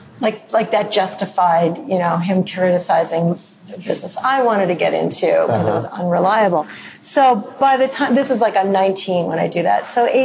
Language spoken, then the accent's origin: English; North Shore of Chicago, Illinois, United States; I'm from the North Shore of Chicago. You know, we make reservations. We don't cook.